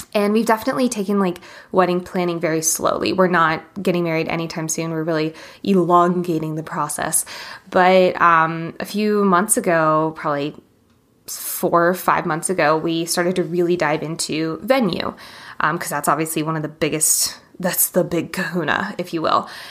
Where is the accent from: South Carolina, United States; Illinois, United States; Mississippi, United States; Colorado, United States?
Colorado, United States; Boulder; my hometown of Boulder, Colorado